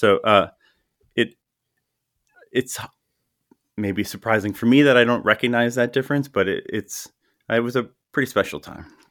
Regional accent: Milwaukee, Wisconsin, United States; also born or lived in West Allis, Wisconsin / Menomonee Falls, Wisconsin / Madison, Wisconsin / Las Vegas, Nevada; I grew up in the Milwaukee area, uh, born in West Dallas, Yeah, went to high school in Menominee Falls

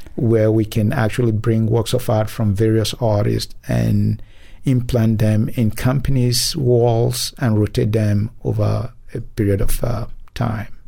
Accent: Nigeria; moved away as an adult; now in Memphis, United States; originally, I'm from Nigeria, mm. and moved down here some thirty some years ago

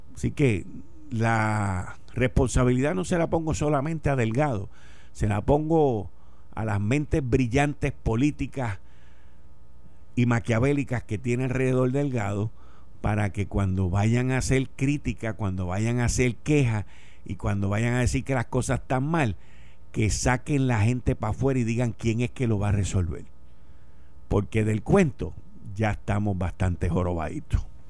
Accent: Puerto Rico; los ciudadanos norteamericanos que vivimos en esta isla

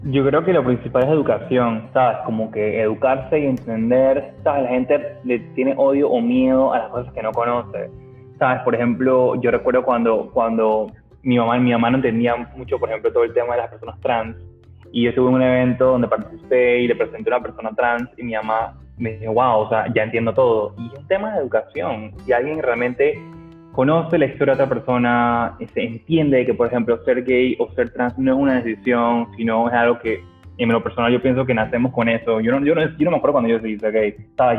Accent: Panama; nosotros como panameños

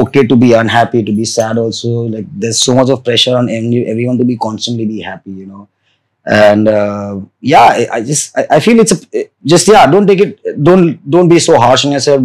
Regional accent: Vadodara, Gujarat, India; I grew up in Baroda

